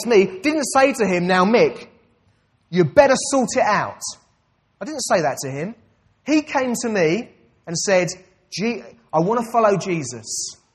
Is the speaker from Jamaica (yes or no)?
no; United Kingdom; I'm a British citizen. That's my identity.